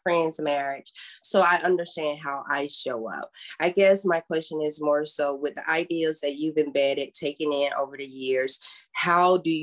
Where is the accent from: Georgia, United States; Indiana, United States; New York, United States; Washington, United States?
Georgia, United States; South; I'm from South Georgia